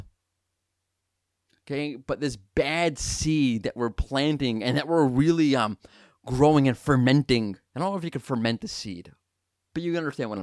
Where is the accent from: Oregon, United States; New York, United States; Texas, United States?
New York, United States; moved away; We're both from New York originally, big Yankees fans